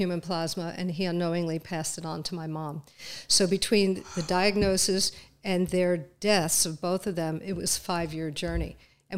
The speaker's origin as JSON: {"language": "English", "town": "Clark", "region": "New Jersey", "country": "United States", "tie": "born or raised there", "moved": "yes", "lives_now": "Philadelphia area, United States", "said": "I grew up in Clark, New Jersey"}